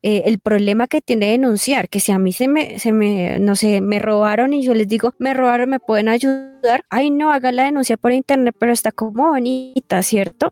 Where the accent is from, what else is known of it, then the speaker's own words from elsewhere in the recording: Colombia; nosotros como colombianos